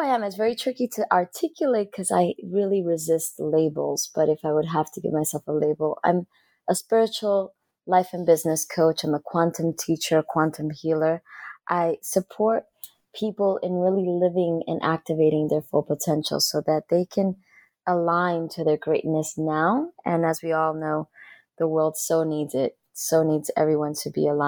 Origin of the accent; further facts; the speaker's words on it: Dominican Republic; now in United States; as a young girl growing up in the Dominican Republic